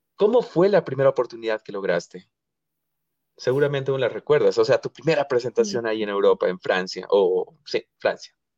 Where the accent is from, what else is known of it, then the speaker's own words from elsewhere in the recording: Bolivia; yo aquí como boliviano